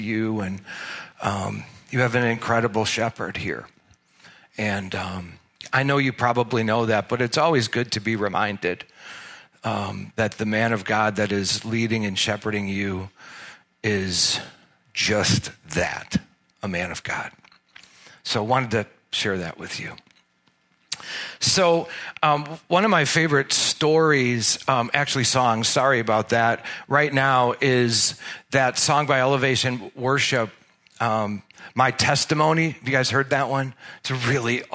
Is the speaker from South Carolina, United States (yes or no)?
no; Glendale Heights, Illinois, United States; also born or lived in Baton Rouge, Louisiana; I grew up in Glendale Heights. And so I'm kind of a hometown guy here